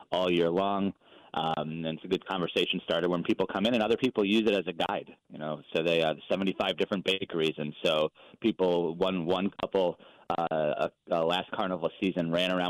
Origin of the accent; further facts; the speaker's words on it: New York, United States; moved away as an adult; now in New Orleans, United States; I'm a New Yorker originally. I've been here for 15 years